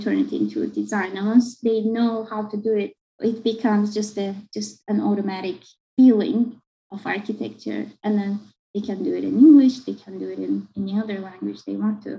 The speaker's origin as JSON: {"language": "English", "country": "Turkey", "also_born_or_lived": "Istanbul / Akron, Ohio / Baltimore, Maryland", "first_language": "Turkish", "second_language": "English", "moved": "as an adult", "lives_now": "United States", "said": "my mother tongue, that is Turkish, and how I grew up with it"}